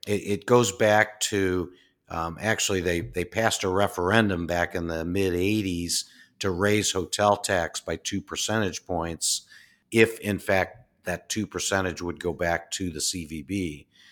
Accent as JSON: {"language": "English", "town": "Peoria", "region": "Illinois", "country": "United States", "tie": "born or raised there", "moved": "as an adult", "lives_now": "Des Moines, United States", "said": "really loving Peoria. That was my hometown."}